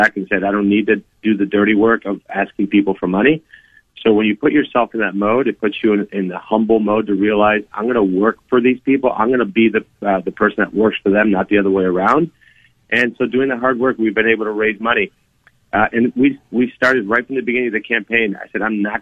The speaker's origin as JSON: {"language": "English", "region": "South Florida", "country": "United States", "tie": "born or raised there", "said": "when I was growing up in South Florida, I'd go back to Colombia all the time where I had family"}